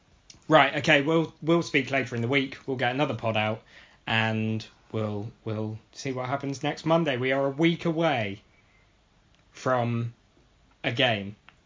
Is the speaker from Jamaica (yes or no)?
no; Oxford, South East England, United Kingdom; also born or lived in High Wycombe; I was born and brought up in Oxford, which is why I'm an Oxford fan